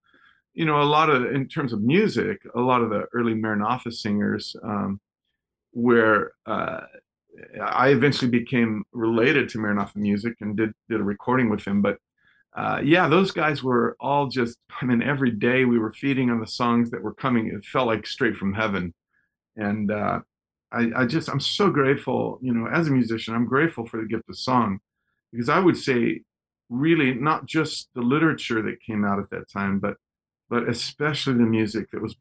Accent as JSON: {"language": "English", "region": "Texas", "country": "United States", "tie": "born or raised there", "also_born_or_lived": "Southern California", "moved": "yes", "said": "When I was just a kid, I was born in Texas"}